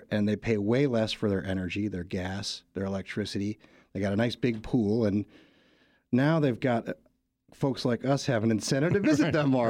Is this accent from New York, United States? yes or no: yes; New York, United States; born there; also born or lived in California; now in Washington, United States; I was born in Western New York, near Buffalo.